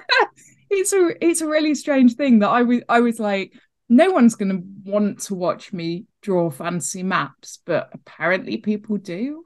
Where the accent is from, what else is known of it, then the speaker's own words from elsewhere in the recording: Devon, South West England, United Kingdom; I grew up in Devon on the edge of Dartmoor.